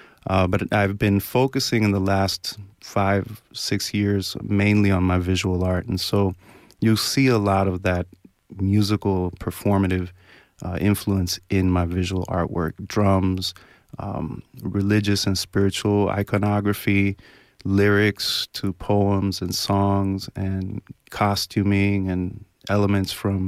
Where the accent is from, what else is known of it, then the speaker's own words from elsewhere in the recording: Miami, Florida, United States; also born or lived in New York; which draws really heavily from my roots in Cuba and growing up in the Cuban-American community in Miami and in the Northeast in New York.